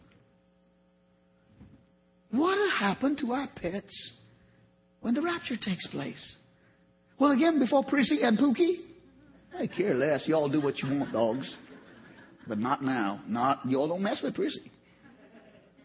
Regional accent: Trinidad & Tobago; moved away; I came from Trinidad, the Caribbean

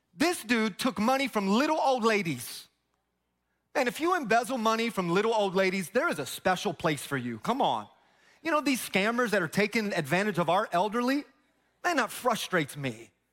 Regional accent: Tampa, Florida, United States; I grew up in Tampa

